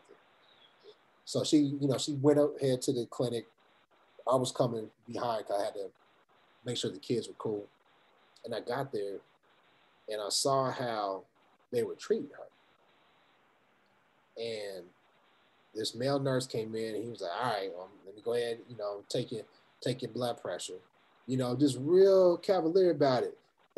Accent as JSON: {"language": "English", "town": "Topeka", "region": "Kansas", "country": "United States", "tie": "born or raised there", "said": "I grew up in Topeka, Kansas."}